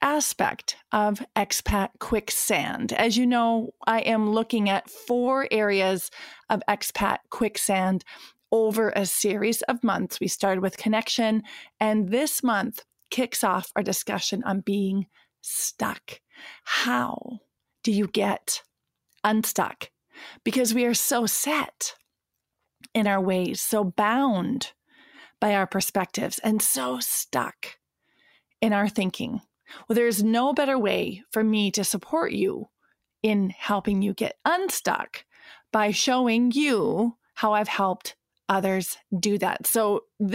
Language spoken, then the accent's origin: English; Williston, North Dakota, United States; moved away; recording from Williston, North Dakota, my hometown where I was born and raised